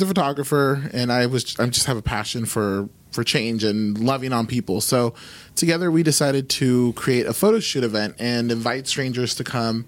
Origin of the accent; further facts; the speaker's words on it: California, United States; now in Oklahoma, United States; Cause you know, you think I'm not from here. So I came from California and I was like, oh, this place is cowboys and you're going to see horses.